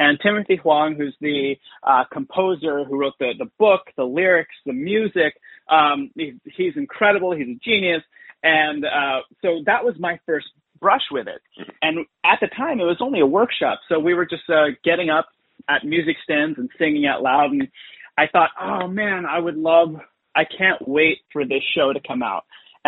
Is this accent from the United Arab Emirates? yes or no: yes; Dubai, United Arab Emirates; born there; whenever anybody finds out that I was born in Dubai or I tell them that I was born in Dubai, I have to preface or and say like, listen, when I was born there, it was a very different Dubai.